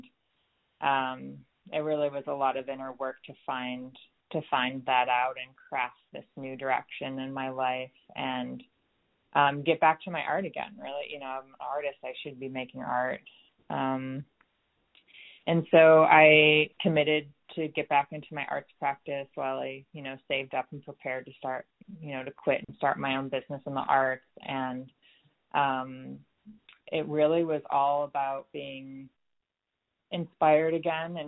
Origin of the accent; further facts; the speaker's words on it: New York, United States; moved away as an adult; also born or lived in West Coast; I'm originally from New York